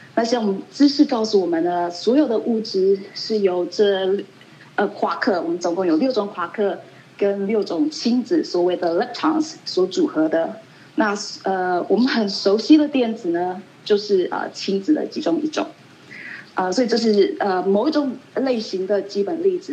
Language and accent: Chinese; Taiwan; moved away as an adult; also born or lived in Colorado, United States / Long Island, New York, United States / Chicago, United States; now in Irvine, United States; 我在台湾出生，在台湾长大，那在我，呃，结束我大学，呃，在大学，在，呃，台大结束完大学，呃，之后呢，二十年前我到美国来